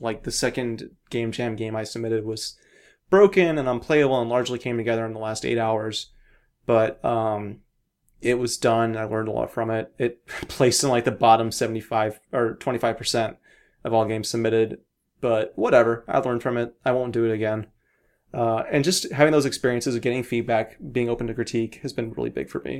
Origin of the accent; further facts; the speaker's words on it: Pacific Northwest, United States; So I noticed a lot of my friends growing up in the Northwest moved away for college or after college, but always wound their way back.